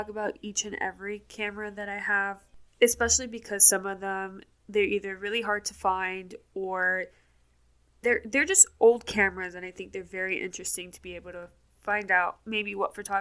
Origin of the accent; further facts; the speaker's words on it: Miami, Florida, United States; moved away as an adult; now in Atlanta, United States; I was born and raised in Miami, Florida, and I didn't leave Miami until 2 years ago when I moved to Atlanta, Georgia